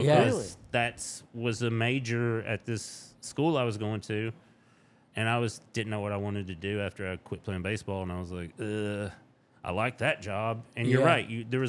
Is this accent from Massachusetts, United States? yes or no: no; Tennessee, United States; accent: southern drawl; I'm from Tennessee